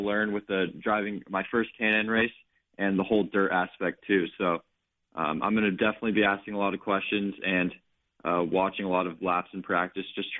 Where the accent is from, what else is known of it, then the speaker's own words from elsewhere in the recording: Phoenix, Arizona, United States; my hometown race here in Phoenix